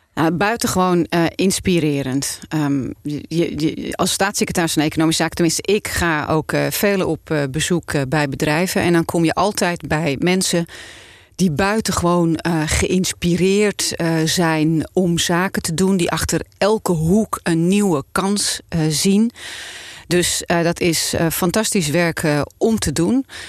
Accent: Volendam, North Holland, Netherlands; ik kom van Volendam.

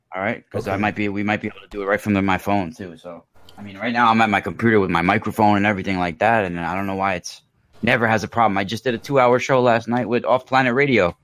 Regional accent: New York, United States; also born or lived in Mount Vernon, New York / Rockland County, New York / California; I grew up in New York. Um, I was born in Mount Vernon, New York, and then I went to high school in Rockland County

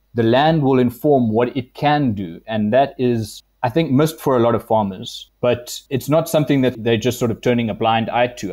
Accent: Adelaide, Eastern Cape, South Africa; I grew up in Adelaide, and most people don't know where that is. It's uh, near Grahamstown, between Fort Beaufort and Bedford, and it's a really small town.

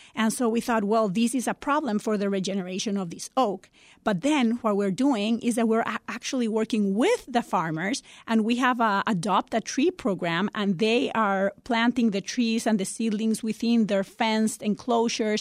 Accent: Costa Rica; now in Chicago, United States; I'm originally from Costa Rica

